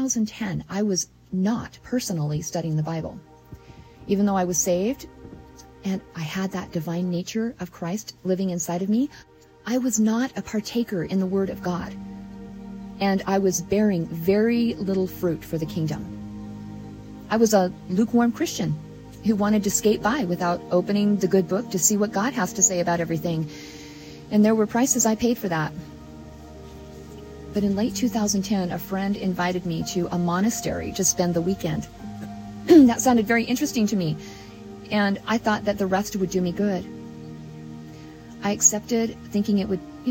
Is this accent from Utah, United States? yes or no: yes; Utah, United States; moved away; I was born and raised in Utah